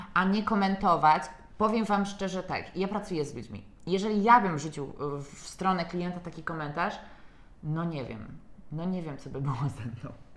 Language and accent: Polish; Poland; u nas w kraju